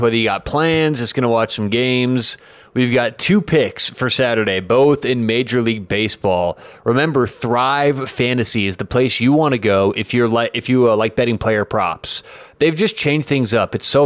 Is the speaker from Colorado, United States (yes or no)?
yes; Denver, Colorado, United States; I'm from Denver, as a lot of you know